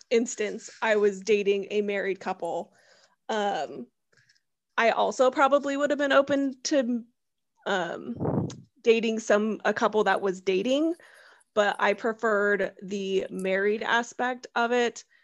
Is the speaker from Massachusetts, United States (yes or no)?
no; San Diego, California, United States; also born or lived in Arizona / Oklahoma; So originally I'm from California. I was raised in San Diego, but I'm a military brat, so like who knows what home is.